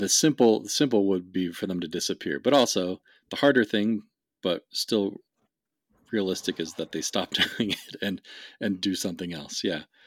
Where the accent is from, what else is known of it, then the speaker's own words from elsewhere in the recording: West Coast, United States; I grew up in the West, on, on the West Coast